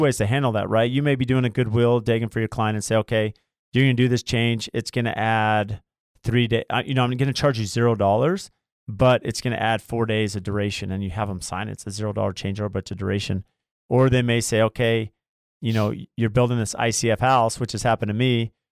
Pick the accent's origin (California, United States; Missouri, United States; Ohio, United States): California, United States; Lemon Grove; also born or lived in La Mesa; I grew up in La Mesa, well, Lemon Grove